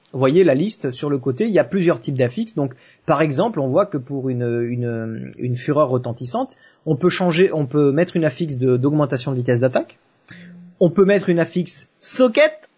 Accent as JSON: {"language": "French", "region": "south of France", "country": "France", "said": "je suis pas de Paris, hein, je, suis, je suis du sud de la France"}